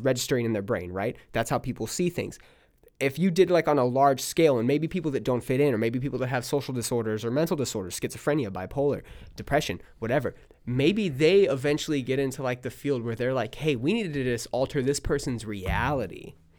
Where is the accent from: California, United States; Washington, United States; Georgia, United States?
California, United States; now in Texas, United States; I'm from California. I say I'm from California